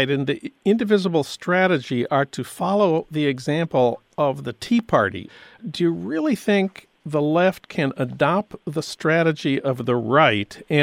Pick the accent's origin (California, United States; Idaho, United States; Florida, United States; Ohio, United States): California, United States; Los Angeles; But my congressman, I'm from Los Angeles, is